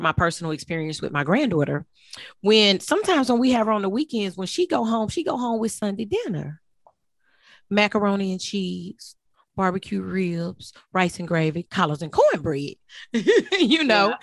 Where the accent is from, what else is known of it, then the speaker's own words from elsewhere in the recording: Texas, United States; I was born in Texas